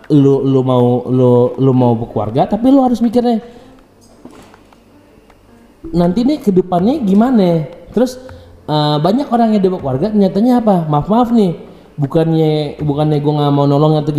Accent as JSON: {"language": "Indonesian", "town": "Padang", "region": "West Sumatra", "country": "Indonesia", "said": "Mas Insan udah tau kan oh, gue orang Padang ya udah kayak udah kayak udah gitu."}